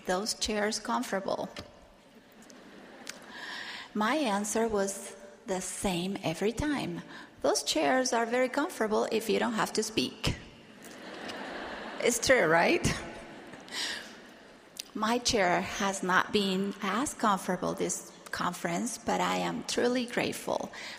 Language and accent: English; Argentina; Victoria was one of the primary teachers in my branch while I was growing up in Argentina